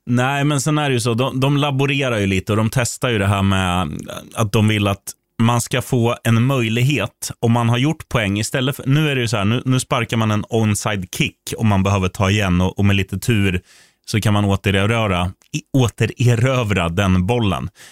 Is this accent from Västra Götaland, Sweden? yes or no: no; Eskilstuna, Södermanland, Sweden; jag är från Eskilstuna